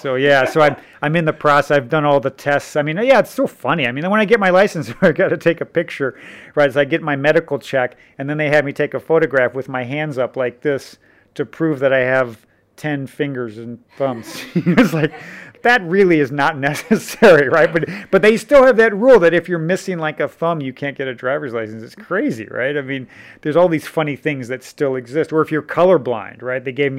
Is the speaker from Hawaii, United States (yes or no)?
no; Missouri, United States; You know, I grew up in Missouri in the United States, and everybody drives really early in Missouri, you know.